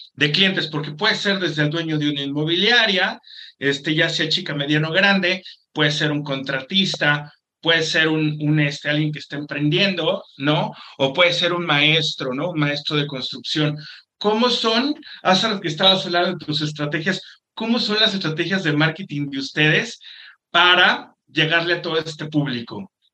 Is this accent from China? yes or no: no; Mexico; yo también como mexicano